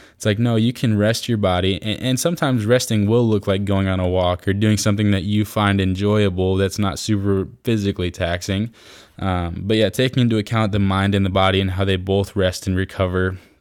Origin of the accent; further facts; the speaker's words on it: Iowa, United States; I'm from Iowa